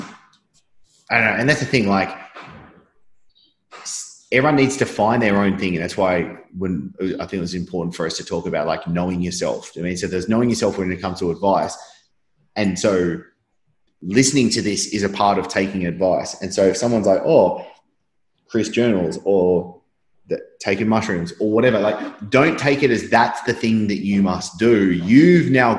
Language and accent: English; Sydney, New South Wales, Australia; moved away as an adult; now in Bali, Indonesia; I grew up in Manly, Sydney